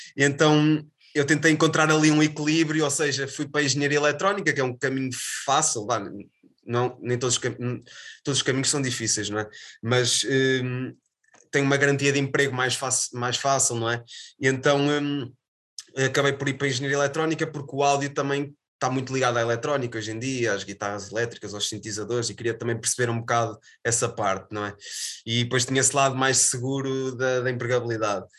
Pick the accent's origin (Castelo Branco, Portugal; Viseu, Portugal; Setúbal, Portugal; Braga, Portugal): Viseu, Portugal; moved away as an adult; also born or lived in Aveiro / São Pedro do Sul / Sernancelhe; now in Porto, Portugal; Eu, eu nasci em Viseu, cresci em Viseu